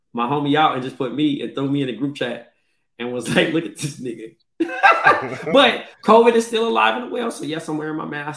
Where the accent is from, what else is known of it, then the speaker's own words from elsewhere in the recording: Compton, California, United States; I'm from Eastside Compton first. And then, you know, I'm Ethiopian after